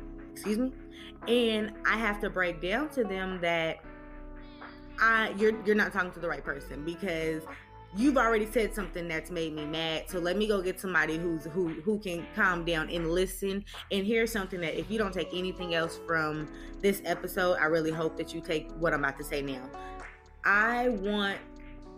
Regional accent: California, United States; I'm from California

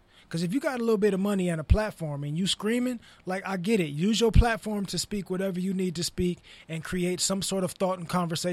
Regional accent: Inglewood, California, United States; I'm from Inglewood. Like, I grew up Inglewood

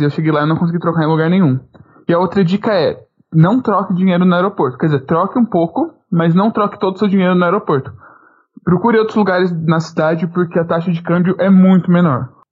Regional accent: Brazil; eu me reafirmei como brasileiro

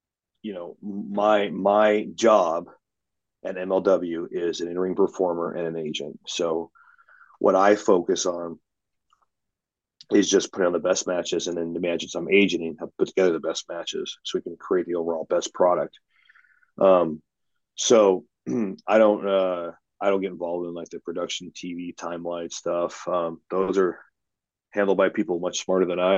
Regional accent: the Northwest, Pacific Northwest, United States; I'm from the Northwest.

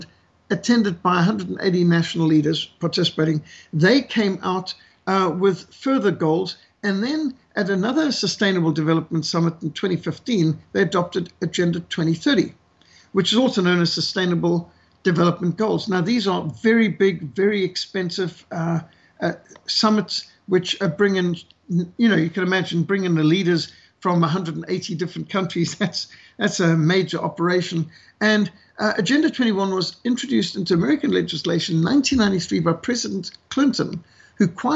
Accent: South Africa; my home country of South Africa

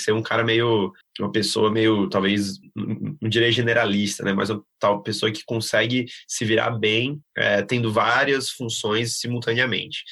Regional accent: Fortaleza, Ceará, Brazil; moved away as an adult; now in São Paulo, Brazil; sou de Fortaleza, do Ceará, tô, moro aqui em São Paulo aí já faz uns seis anos

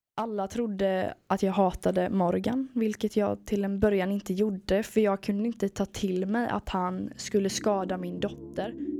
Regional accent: Sweden; Jag har vuxit upp vid havet i en liten stad i Småland.

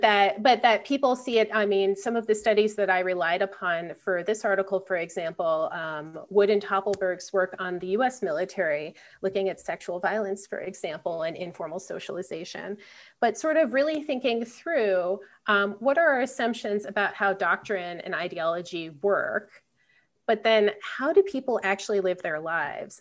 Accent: Philadelphia, Pennsylvania, United States; I'm from Philadelphia

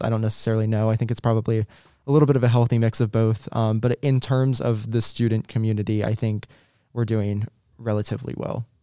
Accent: Virginia Beach, Virginia, United States; I'm from Virginia originally. Um, I'm from Virginia Beach, actually

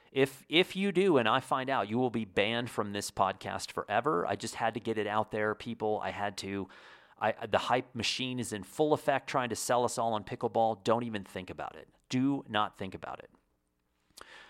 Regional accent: Indiana, United States; moved away; I was born in Indiana

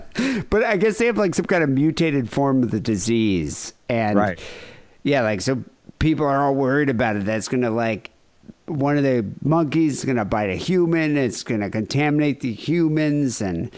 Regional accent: Northern Ireland, United Kingdom; I'm from Northern Ireland, so we were too busy hating each other sectarianly.

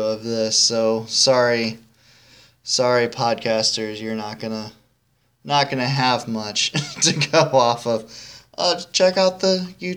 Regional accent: Pontiac, Illinois, United States; I grew up in Pontiac

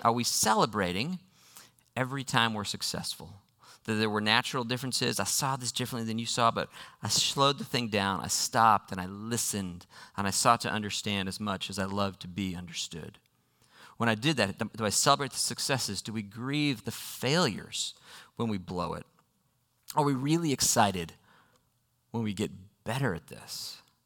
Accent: United States; I am an American

